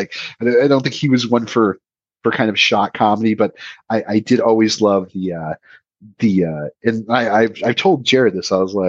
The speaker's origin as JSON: {"language": "English", "region": "Oregon", "country": "United States", "tie": "born or raised there", "said": "especially as someone growing up in Oregon"}